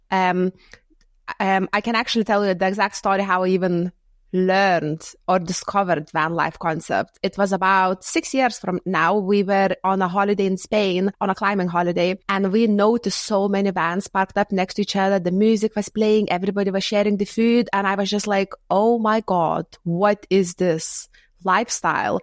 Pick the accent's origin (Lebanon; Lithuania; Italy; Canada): Lithuania; moved away as an adult; also born or lived in United Kingdom; I'm from Lithuania and I moved in the U K in my early twenties.